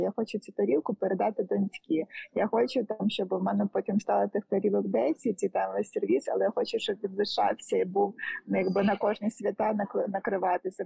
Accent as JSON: {"language": "Ukrainian", "town": "Lviv", "region": "Lviv Oblast", "country": "Ukraine", "said": "я зі Львова"}